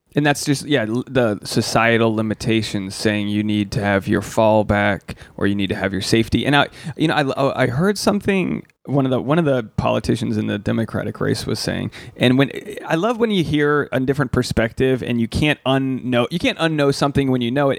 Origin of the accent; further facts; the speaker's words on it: Rhode Island, United States; I'm from Rhode Island